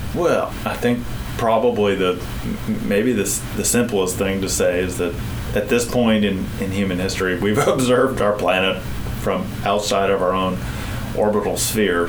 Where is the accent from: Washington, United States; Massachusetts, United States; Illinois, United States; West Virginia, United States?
Washington, United States; Port Angeles; also born or lived in New Mexico; I grew up in Washington State in a little town called Port Angeles.